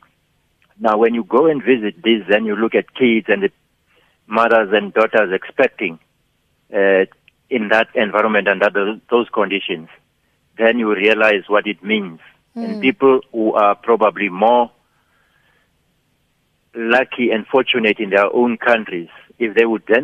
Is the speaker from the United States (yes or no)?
no; South Africa; as a South African